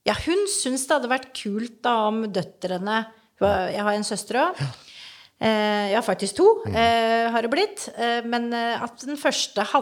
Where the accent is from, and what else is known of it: Grenland, Telemark, Norway; born or raised there; also born or lived in Oslo